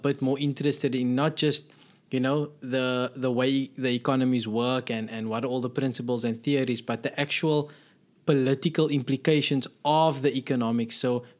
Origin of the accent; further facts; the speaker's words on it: South Africa; where I grew up in South Africa, the application process was a bit more straightforward.